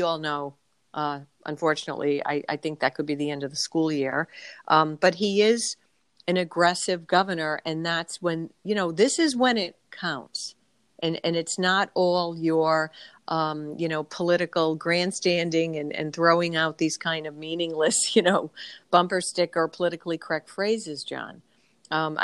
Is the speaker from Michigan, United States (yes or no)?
no; Rhode Island, United States; this as my home state, it is so densely populated